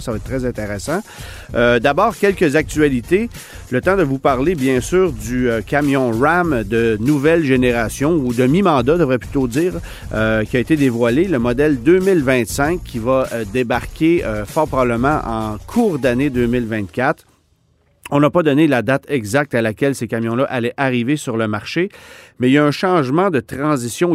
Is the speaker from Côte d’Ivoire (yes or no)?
no; Canada; chez nous au Canada